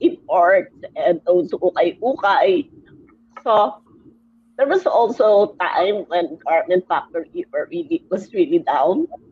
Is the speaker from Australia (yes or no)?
no; Taytay, Rizal, Philippines; Taytay. It's the garment capital of the Philippines.